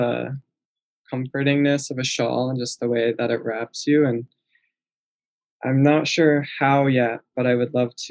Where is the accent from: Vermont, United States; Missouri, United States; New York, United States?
Vermont, United States; Jericho; I grew up in Vermont on a farm in a French Canadian family.